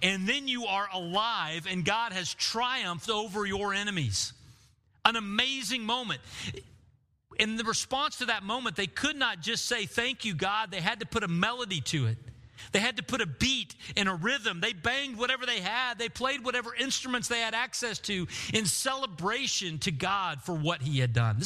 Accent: Bartlesville, Oklahoma, United States; the room that I grew up in Bartlesville, my middle school room

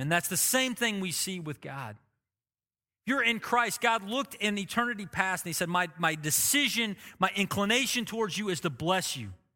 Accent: Oklahoma, United States; I've lived in Oklahoma my whole life, I could say I'm blessed 'cause I'm an Oklahoman

